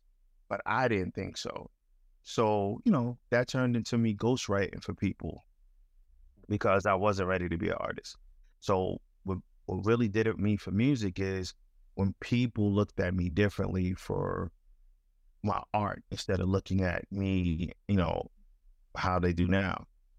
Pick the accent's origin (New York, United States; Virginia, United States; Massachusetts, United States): New York, United States; Crown Heights; You know, growing up in Crown Heights, you know, you were exposed to a whole bunch of things.